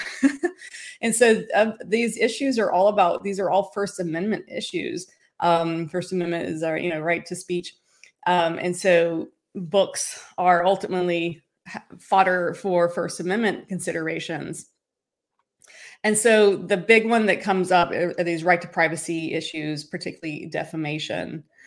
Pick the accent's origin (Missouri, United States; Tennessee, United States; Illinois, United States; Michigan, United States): Tennessee, United States; moved away as an adult; also born or lived in Nashville, Tennessee; now in Los Angeles, United States; I'm originally from Tennessee and I got my start in Tennessee in Music City, USA. That's where I'm originally from.